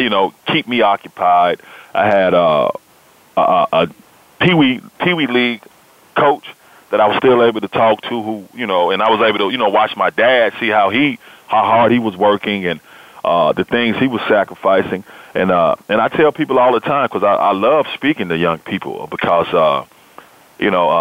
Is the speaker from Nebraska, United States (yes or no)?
no; Memphis, Tennessee, United States; now I am sports director at the ABC affiliate here in Memphis, Tennessee, in my hometown.